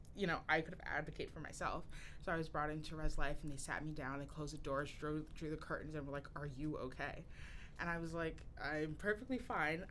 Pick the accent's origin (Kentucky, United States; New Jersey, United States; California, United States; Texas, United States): New Jersey, United States; Newark; moved away as an adult; also born or lived in East Orange, New Jersey; I grew up in East Orange and Newark, New Jersey, primarily